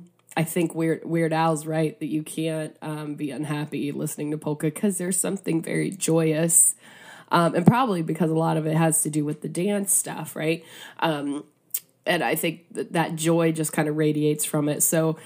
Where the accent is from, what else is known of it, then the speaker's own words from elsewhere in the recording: Ohio, United States; But where I'm originally from Northeast Ohio, a lot of radio stations play polka, particularly their my college radio station.